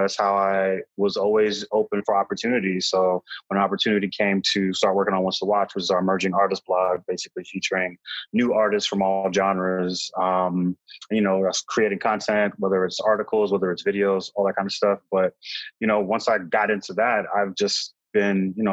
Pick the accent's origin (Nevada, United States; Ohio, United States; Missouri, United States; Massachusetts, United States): Massachusetts, United States; Boston; I'm from Boston